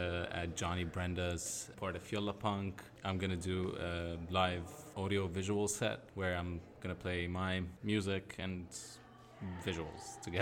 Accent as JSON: {"language": "English", "town": "Aleppo", "region": "Aleppo Governorate", "country": "Syria", "tie": "born or raised there", "also_born_or_lived": "Lebanon / Minnesota", "moved": "as an adult", "said": "I was born and raised in Aleppo, Syria, studied at the Faculty of Fine Arts in Aleppo, left in 2012 to Lebanon, then 2015 to Minnesota."}